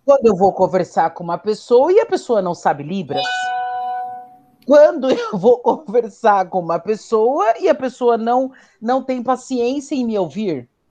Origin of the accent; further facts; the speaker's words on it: São Paulo, Brazil; nascida e criada na Brasilândia